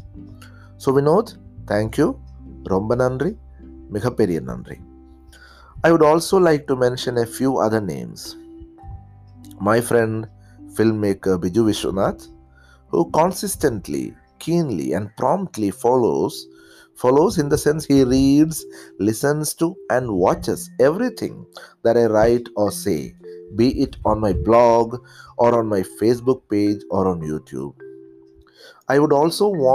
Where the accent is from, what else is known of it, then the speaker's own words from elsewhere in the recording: Kerala, India; accent: Malayalam; first language Malayalam; English is a second language; from the state of Kerala, India